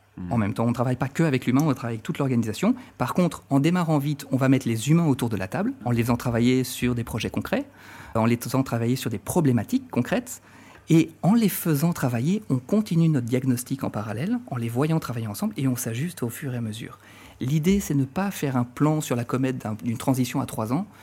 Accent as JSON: {"language": "French", "country": "France", "also_born_or_lived": "Marne-la-Vallée, France", "moved": "as an adult", "lives_now": "Brussels, Belgium", "said": "je suis français d'origine. Ça fait dix à douze ans, douze ans que je vis et travaille en, en Belgique"}